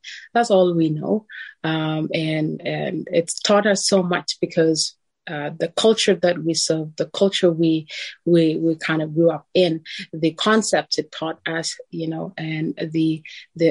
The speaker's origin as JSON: {"language": "English", "country": "South Sudan", "tie": "born or raised there", "moved": "as an adult", "lives_now": "Canada", "said": "living in South Sudan, once it was all I know, and that was a part of growing up, is knowing that there was so much war going"}